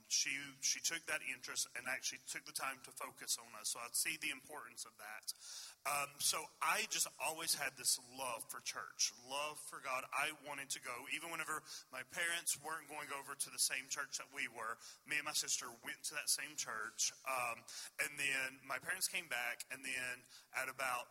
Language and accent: English; Swords Creek, Virginia, United States; I come from a very small town in Virginia